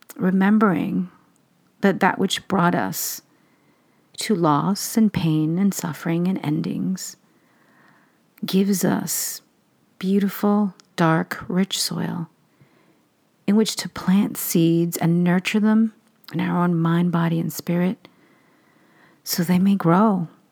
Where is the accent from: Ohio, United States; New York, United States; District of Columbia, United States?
New York, United States; New York City; I didn't grow up in Long Island, I grew up in Queens